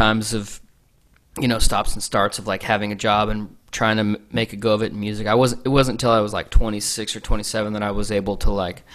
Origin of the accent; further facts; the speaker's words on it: San Antonio, Texas, United States; I grew up in San Antonio, Texas